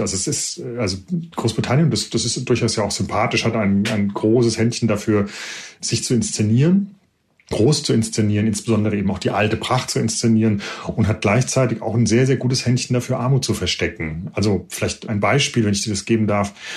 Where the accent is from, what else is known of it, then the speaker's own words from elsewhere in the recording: Germany; moved away as an adult; now in United Kingdom; uns Deutschen